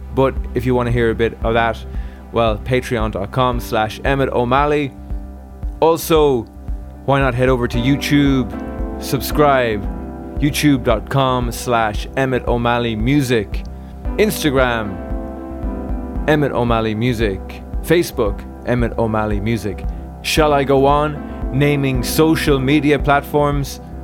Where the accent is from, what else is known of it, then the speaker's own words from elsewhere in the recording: Galway, Connacht, Ireland; I grew up in Galway